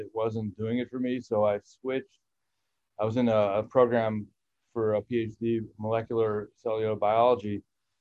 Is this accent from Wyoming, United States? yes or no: no; Chicago, Illinois, United States; moved away as an adult; also born or lived in Champaign-Urbana, Illinois / Wisconsin; I'm not from here. I grew up in Chicago